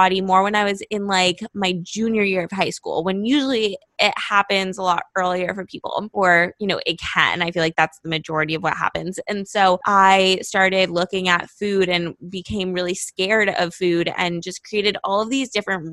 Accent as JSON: {"language": "English", "town": "Los Angeles", "region": "California", "country": "United States", "moved": "as an adult", "lives_now": "Miami, United States", "said": "I'm from Los Angeles"}